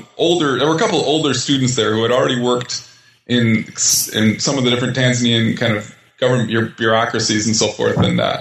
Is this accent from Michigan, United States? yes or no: no; Minnesota, United States; I grew up in Minnesota.